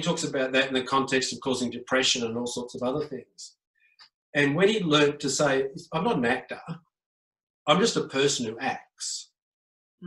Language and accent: English; Australia; I am Australian